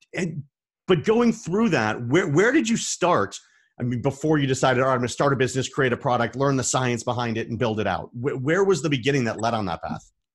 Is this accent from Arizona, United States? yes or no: yes; Arizona, United States; I'm from Arizona.